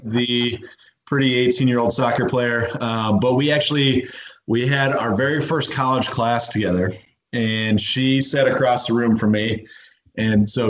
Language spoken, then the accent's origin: English; Indiana, United States; moved away; growing up in Indiana